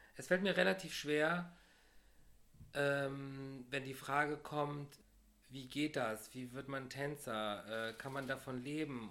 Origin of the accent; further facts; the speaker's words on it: Düren, North Rhine-Westphalia, Germany; now in Cologne, Germany; Ich komme aus Düren